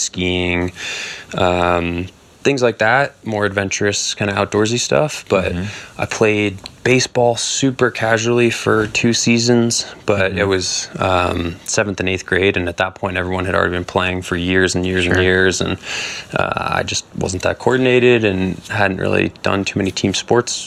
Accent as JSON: {"language": "English", "area": "Marin County", "region": "California", "country": "United States", "tie": "born or raised there", "said": "I grew up in Marin County, California"}